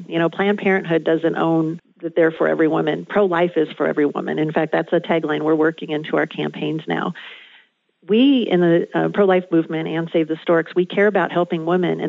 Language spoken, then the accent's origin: English; Southern California, United States; I grew up in Southern California